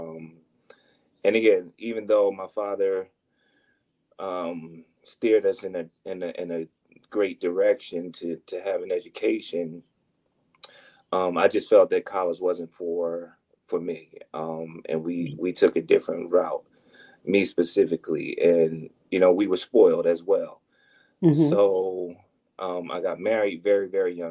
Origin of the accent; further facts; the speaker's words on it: Trenton, New Jersey, United States; also born or lived in Hamilton, New Jersey; I was born and raised in Trenton, New Jersey